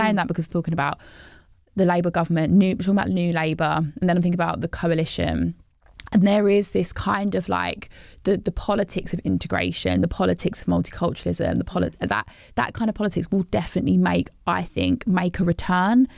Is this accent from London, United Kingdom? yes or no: no; West Midlands, United Kingdom; growing up in the West Midlands and a predominantly white town